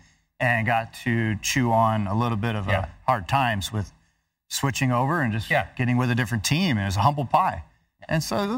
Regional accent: Las Vegas, Nevada, United States; And Vegas will have two dates next year. That's my hometown track.

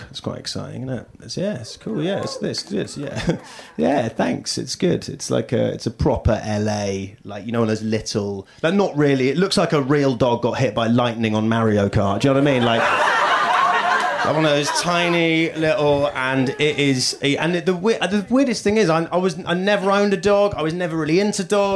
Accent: United Kingdom; moved away as an adult; now in United States; I'm British

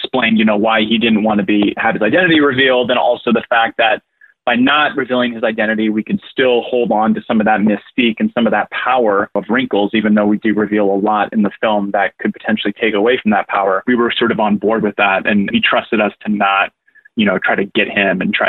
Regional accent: Fort Myers, Florida, United States; I'm actually from Fort Myers. I was raised there.

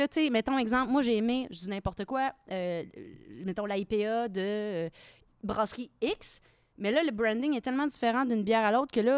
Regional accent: Victoriaville, Quebec, Canada; Je viens de Victo, ah oui, mais en contexte, je viens de Victo.

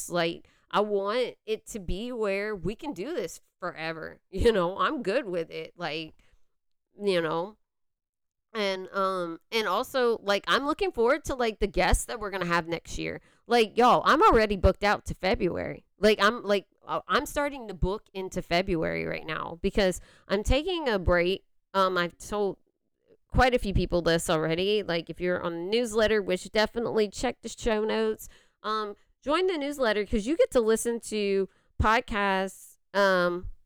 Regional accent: Louisiana, United States; Like you can still hear that I'm from Louisiana

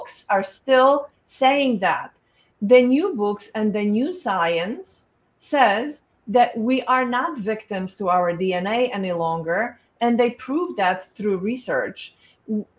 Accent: Poland; moved away; I was born in Poland

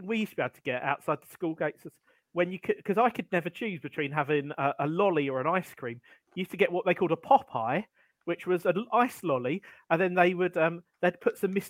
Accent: London, United Kingdom; I identify myself as a Londoner

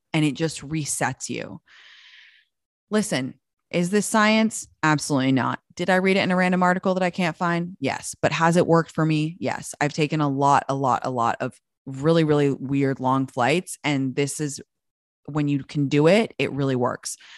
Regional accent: London, United Kingdom; moved away as an adult; also born or lived in Washington, D.C.; now in United States; I'm from London. I was born in Washington, D C, but I moved to London when I was, like, six months old, and I grew up there until I moved back to America when I was nineteen

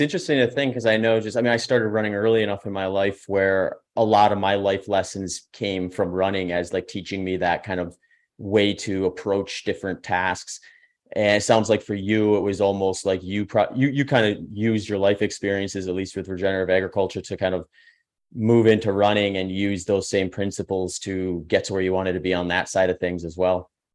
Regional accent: Midwest, United States; I grew up in the Midwest and actually worked on a couple farms

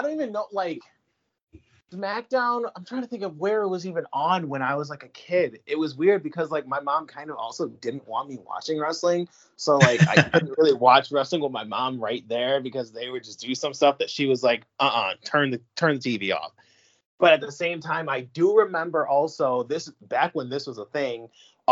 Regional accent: Syracuse, New York, United States; also born or lived in Long Island / Queens; I was born in Long Island, and then I was just raised in Queens, and then we moved from Queens to Syracuse when I was probably like 4 or 5

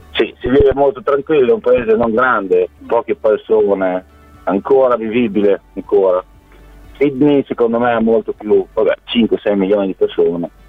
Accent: Bologna, Emilia-Romagna, Italy; moved away as an adult; now in Australia; sono nato a Bologna, tifoso bolognese da, da quando sono piccolo piccolo, avevo 8 anni

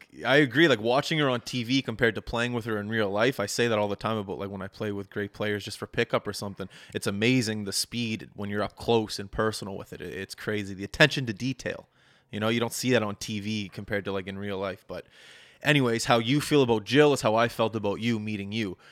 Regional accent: Halifax, Nova Scotia, Canada; my hometown of Halifax

